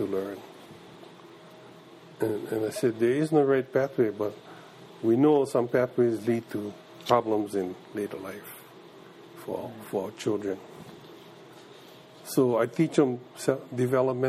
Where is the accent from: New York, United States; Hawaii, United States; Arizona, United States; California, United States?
Hawaii, United States; Kekaha; I was from Kauai